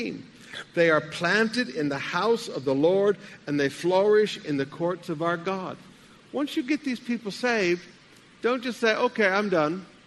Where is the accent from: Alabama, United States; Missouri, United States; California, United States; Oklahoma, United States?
Alabama, United States; moved away; When I was a boy, I grew up in Alabama